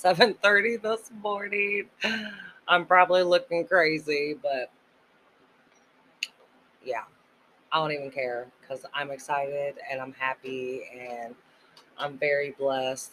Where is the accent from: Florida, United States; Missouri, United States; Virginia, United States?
Missouri, United States; accent: Jersey; I'm from Missouri, but when I'm mad, I talk like I'm from Jersey.